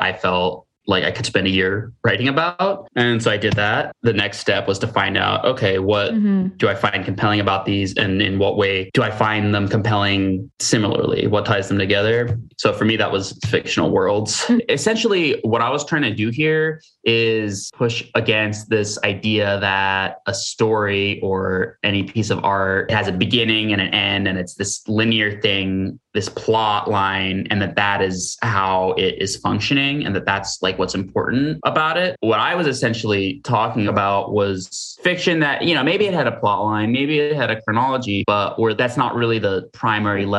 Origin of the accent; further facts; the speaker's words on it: Hastings-on-Hudson, New York, United States; I am from Westchester, New York, a little town called Hastings-on-Hudson